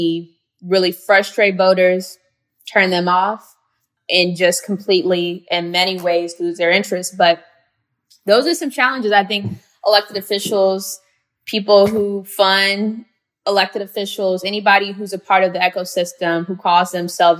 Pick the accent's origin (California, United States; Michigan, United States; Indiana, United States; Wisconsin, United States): Indiana, United States; Gary; her mom, who's a former mayor in my hometown, Gary, Indiana